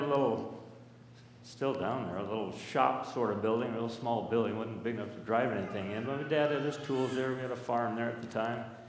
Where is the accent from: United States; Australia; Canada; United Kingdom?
United States; Burbank, Washington; I grew up in Burbank area, Burbank Heights, just a little upriver up from uh, Hood Park